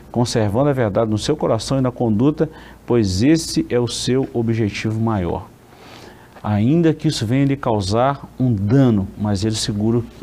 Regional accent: Caratinga, Minas Gerais, Brazil; eu cresci numa congregação aqui nossa em Caratinga, convivi muitos anos com a saudosa irmã Desíria

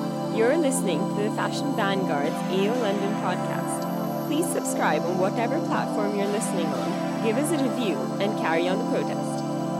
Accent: India; I'm from India

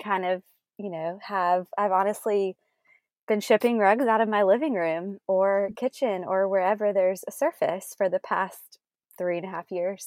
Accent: South Carolina, United States; also born or lived in Greenville / Charleston; we both grew up in South Carolina

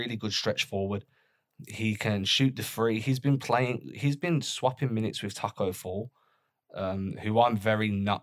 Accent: England, United Kingdom; as an English guy

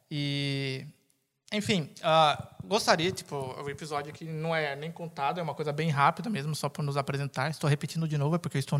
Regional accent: São Paulo, Brazil; Sou de São Paulo.

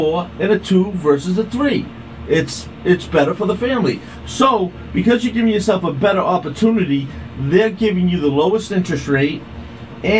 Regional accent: Quincy, Massachusetts, United States; also born or lived in Braintree, Massachusetts; I grew up in West Quincy.

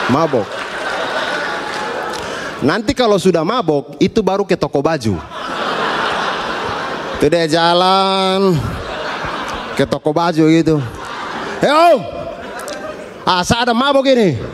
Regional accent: East Nusa Tenggara, Indonesia; Kami orang NTT pakai barang seperti itu dari abad ke-7.

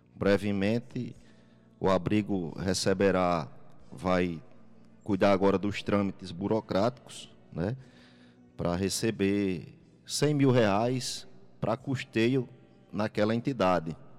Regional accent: Jardim do Seridó, Rio Grande do Norte, Brazil; é aqui que eu vivo, é aqui que eu resido

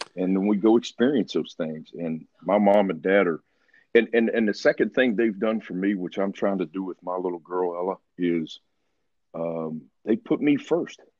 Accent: Ripley, West Virginia, United States; moved away; I'm from Ripley and that I'm from West Virginia, and that football was everything to us

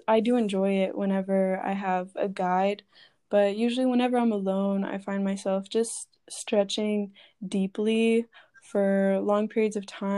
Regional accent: Florida, United States; I grew up in Florida, so hot, humid, sunny

